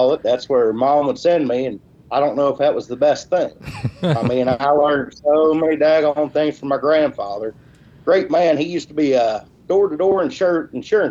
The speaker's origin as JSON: {"language": "English", "town": "Walton", "region": "Kentucky", "country": "United States", "said": "I'm from Walton, Kentucky."}